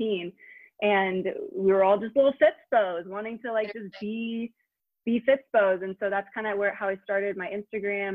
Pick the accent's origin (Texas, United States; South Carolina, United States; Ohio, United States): Ohio, United States; Granville; born or raised there; also born or lived in England